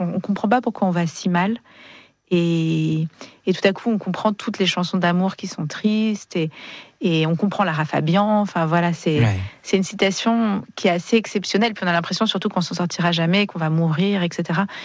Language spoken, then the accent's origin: French; Marseille, Provence-Alpes-Côte d'Azur, France; je suis marseillaise